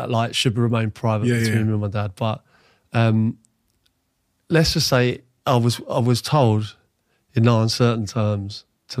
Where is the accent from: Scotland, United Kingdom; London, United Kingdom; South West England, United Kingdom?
London, United Kingdom; Ealing; I'm bearing in mind, I grew up in Ealing. Getting home from White Hart Lane was an overground. Seven Sisters to Oxford Circus to Ealing Broadway, and then walk home from there.